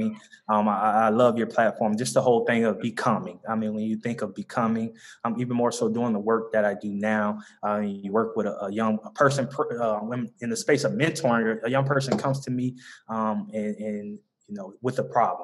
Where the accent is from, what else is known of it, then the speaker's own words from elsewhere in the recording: Ocala, Florida, United States; accent: Southern; moved away as an adult; also born or lived in Philadelphia, Pennsylvania / Illinois; So Ocala, Marion County, native, born and raised.